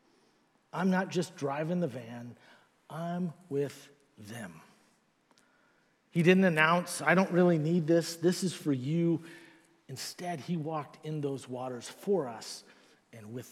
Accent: Northern California, United States; moved away; I'm originally from Northern California

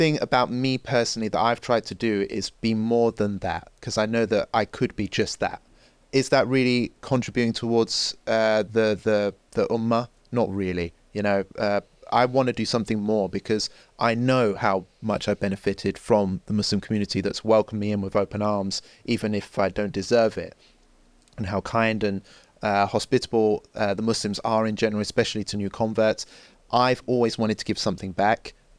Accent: England, United Kingdom; I'm white, I'm English.

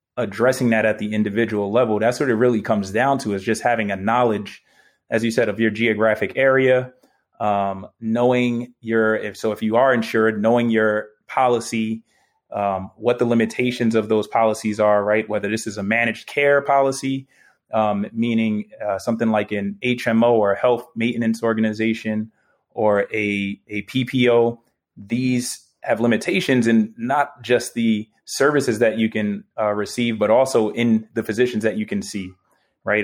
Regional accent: New York City, New York, United States; moved away; I'm still a New Yorker. I love my city, man. That's my home.

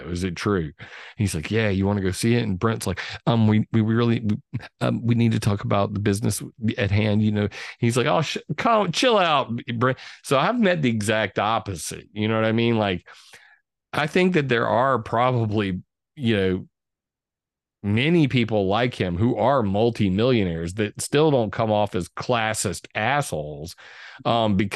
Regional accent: California, United States; born there; I was born on Vandenberg Air Force Base, moved into a trailer park.

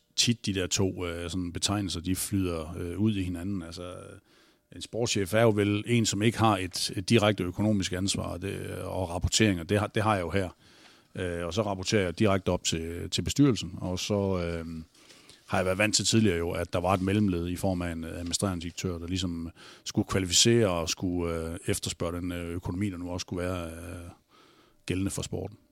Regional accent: North Jutland, North Denmark Region, Denmark; Jeg er jo fra Nordjylland

